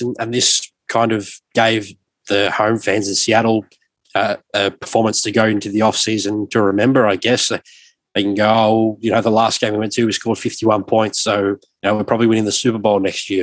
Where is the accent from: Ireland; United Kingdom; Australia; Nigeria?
Australia; as a younger fan growing up in Australia